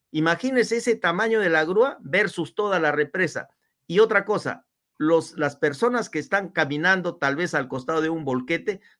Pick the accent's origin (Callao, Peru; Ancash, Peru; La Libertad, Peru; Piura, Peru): La Libertad, Peru; Huamachuco; Sí, yo soy trujillano, yo nací en Guamachuco.